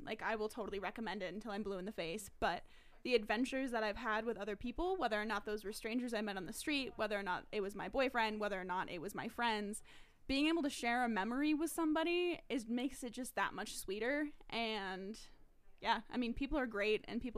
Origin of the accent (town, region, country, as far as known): New Hampshire, United States; born or raised there